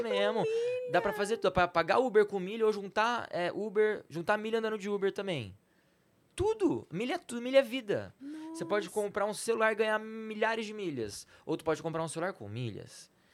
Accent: Campinas, São Paulo, Brazil; also born or lived in Salvador; eu sou de Campinas

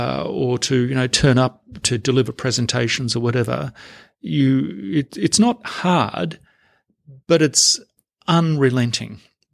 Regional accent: Victoria, Australia; My parents are working class people, and I came from Hazen Commission House in a small country town in Western Victoria

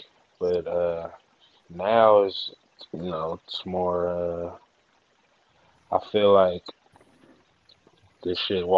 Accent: Vallejo, California, United States; I'm from the V-A-L-L-E-J-O.

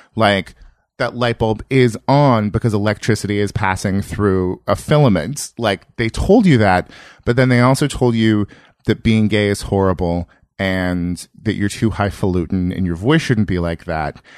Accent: Yuba City, California, United States; moved away; also born or lived in Berkeley / New York; I grew up in rural Northern California, like an hour north of Sacramento

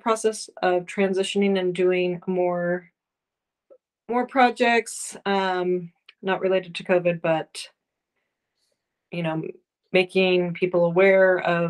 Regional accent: North Ogden, Utah, United States; also born or lived in Provo, Utah; I am originally from Northern Utah. I grew up in North Ogden

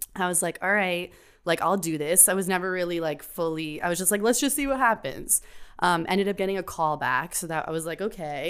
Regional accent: Miami, Florida, United States; now in New York, United States; I'm from Miami, Florida.

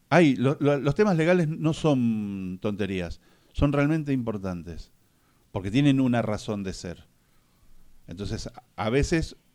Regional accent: Buenos Aires Province, Argentina; como bonaerense lo digo

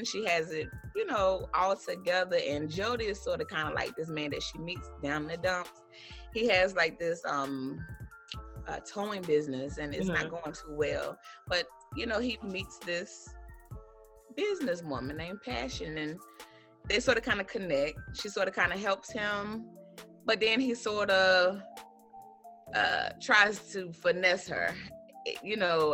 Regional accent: Henderson, United States; here in my hometown in Henderson

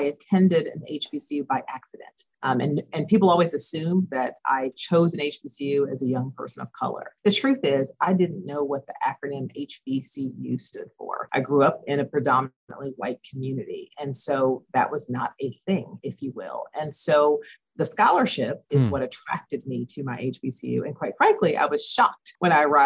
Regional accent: Southern West Virginia, United States; I grew up in Southern West Virginia, which is a 3% minority state

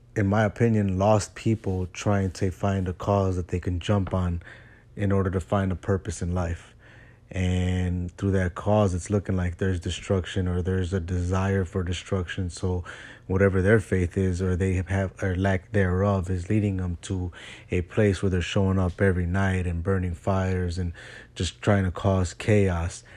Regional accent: Chicago, Illinois, United States; moved away; my hometown of Chicago. I'm not there anymore.

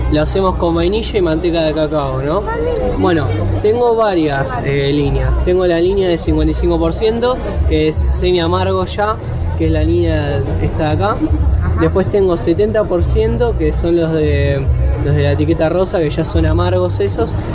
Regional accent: Quilmes, Buenos Aires Province, Argentina; Porque como la mayoría de acá somos de Quilmes, ¿no?

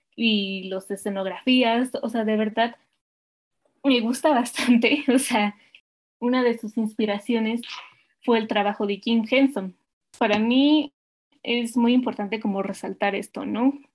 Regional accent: Mexico; nosotros que somos mexicanos

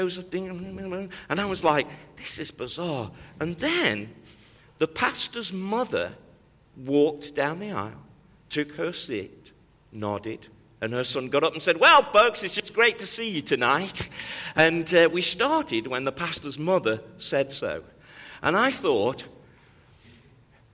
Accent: United Kingdom; accent: British; moved away; also born or lived in Cleveland, Tennessee; my accent was British

